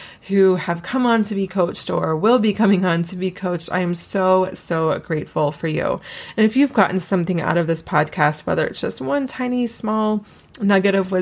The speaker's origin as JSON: {"language": "English", "region": "East Coast", "country": "United States", "moved": "yes", "lives_now": "Colorado, United States", "said": "I'm from the East Coast originally."}